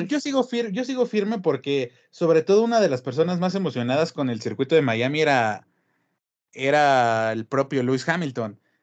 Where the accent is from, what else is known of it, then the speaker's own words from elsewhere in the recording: Mexico; como mexicanos